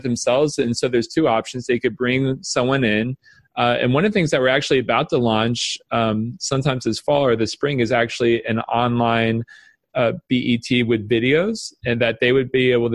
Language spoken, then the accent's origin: English; the South, United States; now in Michigan, United States; I'm from the South.